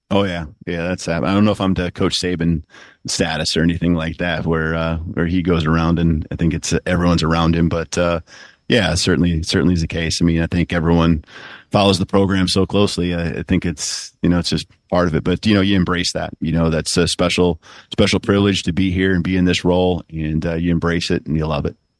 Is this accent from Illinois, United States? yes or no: no; South Dakota, United States; moved away; also born or lived in Seattle; my home state, you know, and, uh, the pride I have for South Dakota